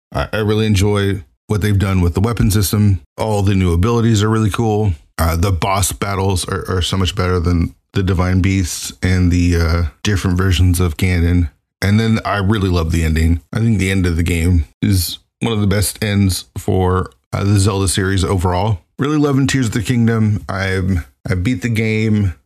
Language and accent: English; Seattle area, Washington, United States; we're in the Seattle area